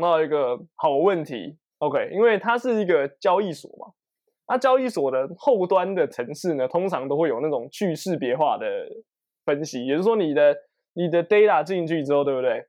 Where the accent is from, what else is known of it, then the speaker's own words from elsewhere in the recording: Taiwan; 我们是台湾人嘛